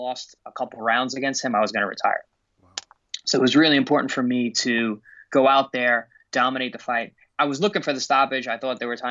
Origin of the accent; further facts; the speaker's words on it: New York, United States; I chose to go back to the Paramount Theater in New York in my hometown